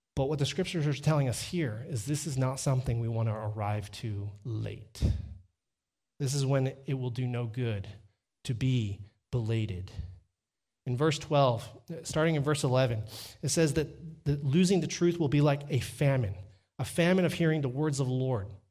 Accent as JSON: {"language": "English", "region": "Texas", "country": "United States", "moved": "as an adult", "lives_now": "Canada", "said": "I'm from Texas"}